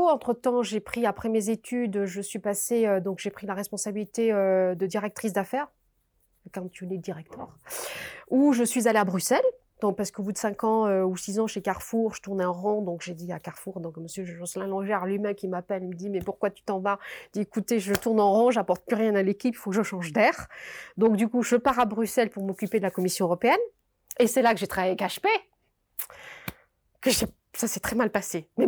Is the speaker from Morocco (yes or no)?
yes; Morocco; also born or lived in Paris; now in Belgium; Et donc j'arrive en Belgique, je suis marocaine